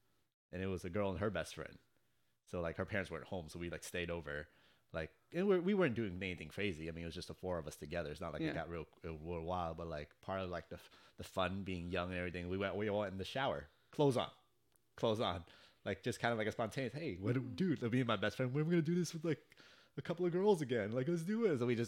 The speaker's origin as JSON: {"language": "English", "region": "California", "country": "United States", "said": "That's how it feels being a Californian."}